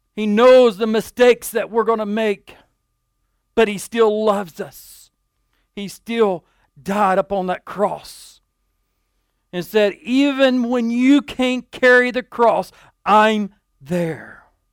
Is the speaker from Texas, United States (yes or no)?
yes; Dumas, Texas, United States; At eleven years old, I was a young man growing up in Dumas